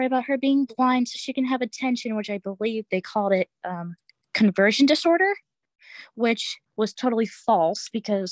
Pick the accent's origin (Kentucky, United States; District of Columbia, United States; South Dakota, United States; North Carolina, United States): North Carolina, United States; Winston-Salem; now in Westfield, United States; I'm from Winston-Salem, North Carolina, but live in Westfield, Massachusetts